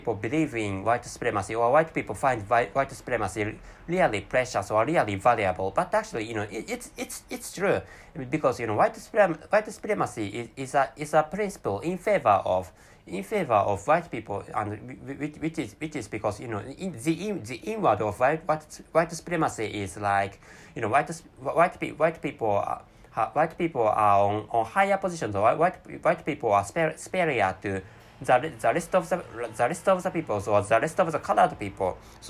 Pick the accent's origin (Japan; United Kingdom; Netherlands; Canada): Japan; first language Japanese; English is a second language; And my mother tongue is Japanese language.